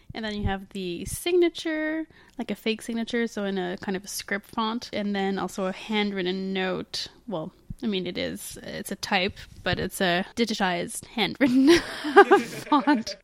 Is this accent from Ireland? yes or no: no; Canada; we're Canadian